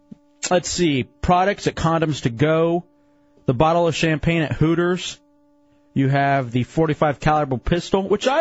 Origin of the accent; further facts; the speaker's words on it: Dallas, Texas, United States; We being the Mavericks because I'm from Dallas, Texas.